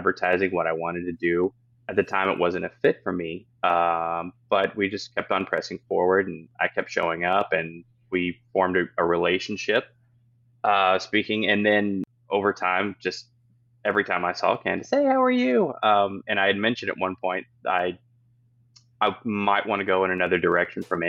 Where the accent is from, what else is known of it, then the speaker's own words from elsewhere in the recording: Garland, Texas, United States; moved away as an adult; now in Plano, United States; I live back home in, I'm from Garland